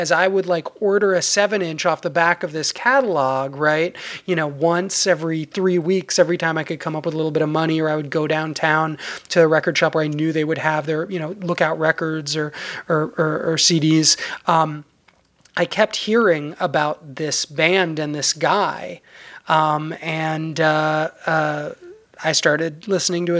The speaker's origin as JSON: {"language": "English", "region": "New York", "country": "United States", "tie": "born or raised there", "said": "I was growing up in New York, which of course, you know, has its own venerable punk scene"}